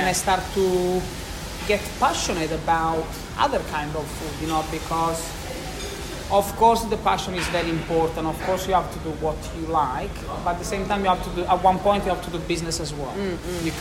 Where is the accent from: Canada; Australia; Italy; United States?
Italy; moved away; I'm lucky to be Italian.